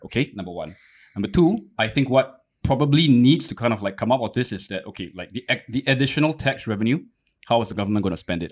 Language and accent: English; Singapore; I didn't choose to kind of be born Singaporean.